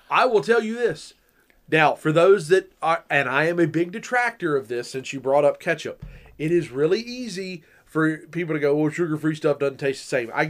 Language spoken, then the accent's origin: English; the South, United States; I'm from the South.